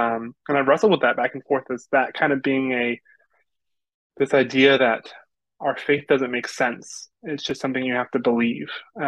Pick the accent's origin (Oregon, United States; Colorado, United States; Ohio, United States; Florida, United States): Florida, United States; I'm from Florida.